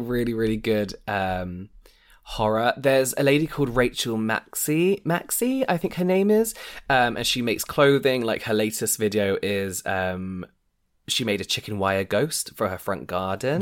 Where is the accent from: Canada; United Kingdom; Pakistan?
United Kingdom; England; we're, we're English, so we've been raised not to speak about money